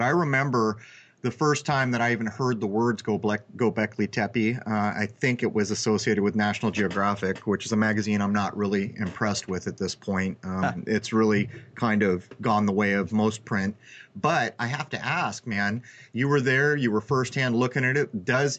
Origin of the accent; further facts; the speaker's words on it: San Diego, California, United States; I'm sitting out here in the cold and you're back in my hometown. How are things in San Diego?